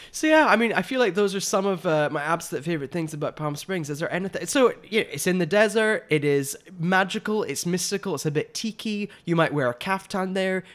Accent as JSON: {"language": "English", "town": "Glasgow", "region": "Scotland", "country": "United Kingdom", "said": "I'm from Glasgow in Scotland"}